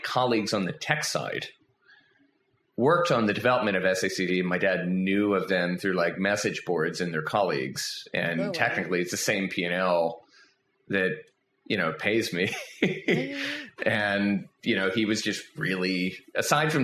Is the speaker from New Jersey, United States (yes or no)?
no; Philadelphia, Pennsylvania, United States; I grew up outside of Philadelphia, born in Philly. Raised right outside of Philly, neighboring suburb